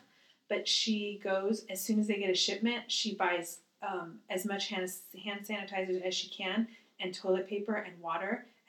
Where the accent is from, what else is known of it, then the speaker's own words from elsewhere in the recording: United States; I'm grateful that I'm American.